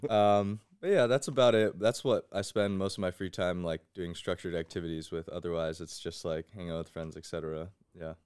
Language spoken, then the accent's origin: English; West Windsor, New Jersey, United States; I grew up in West Windsor